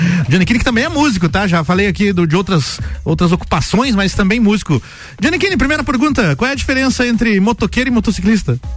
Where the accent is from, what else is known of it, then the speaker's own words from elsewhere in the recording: Urupema, Santa Catarina, Brazil; moved away as an adult; now in Lages, Brazil; eu sou natural de Urupema, né? Urupema.